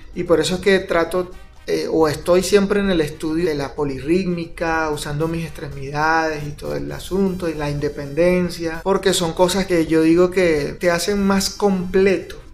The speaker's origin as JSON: {"language": "Spanish", "country": "Venezuela", "moved": "as an adult", "lives_now": "Guatemala", "said": "Yo soy venezolano."}